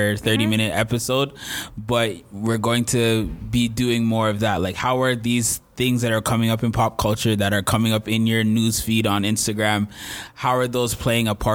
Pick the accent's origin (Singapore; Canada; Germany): Canada; Peel, Ontario; I grew up in the Peel school system